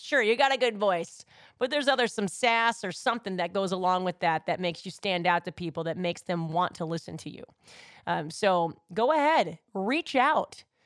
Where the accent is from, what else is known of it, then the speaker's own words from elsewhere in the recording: New York, United States; love my hometown